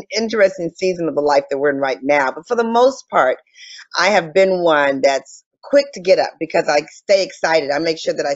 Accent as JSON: {"language": "English", "town": "Detroit", "region": "Michigan", "country": "United States", "tie": "born or raised there", "said": "I'm originally from Detroit, Michigan, and I grew up in a phenomenal household."}